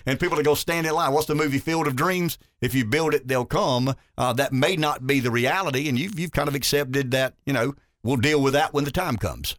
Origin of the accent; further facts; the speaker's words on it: Pamplico, South Carolina, United States; I grew up in Pamplico. I grew up in rural America.